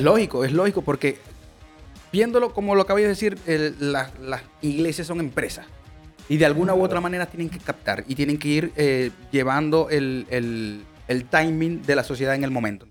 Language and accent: Spanish; Venezuela; moved away; nosotros que venimos de Venezuela, que es un país bastante eh, beisbolero